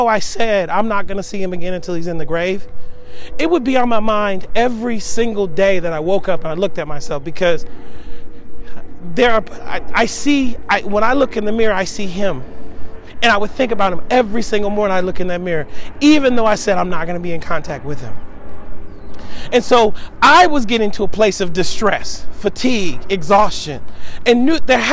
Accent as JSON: {"language": "English", "town": "Seattle", "region": "Washington", "country": "United States", "moved": "as an adult", "said": "I'm originally from Seattle, Washington"}